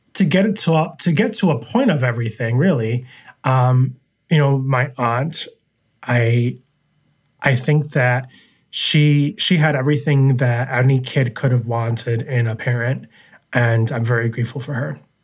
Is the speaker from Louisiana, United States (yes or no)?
no; New York City, New York, United States; now in Syracuse, United States; I was born and raised in New York City, Queens, New York